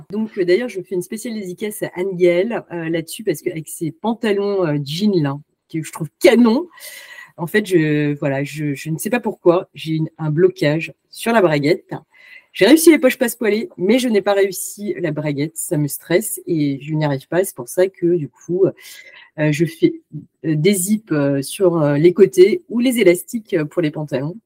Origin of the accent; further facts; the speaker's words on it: France; je suis née en France